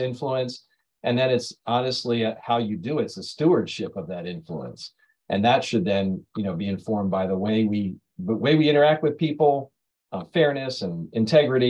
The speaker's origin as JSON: {"language": "English", "town": "Pemberton", "region": "New Jersey", "country": "United States", "said": "I'm from Pemberton, New Jersey."}